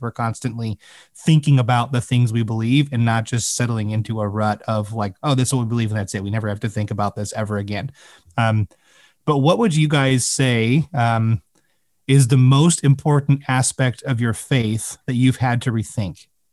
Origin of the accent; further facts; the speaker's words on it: Chicago, Illinois, United States; growing up in the Chicago area